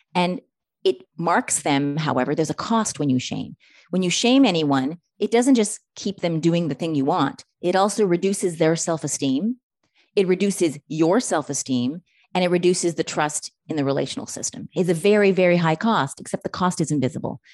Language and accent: English; Canada; I'm Canadian